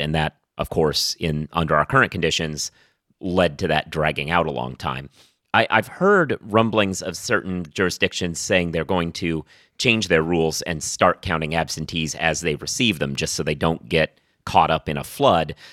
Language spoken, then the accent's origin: English; Oregon, United States; now in New York, United States; I've lived in New York for a long time at this point. I'm originally from Oregon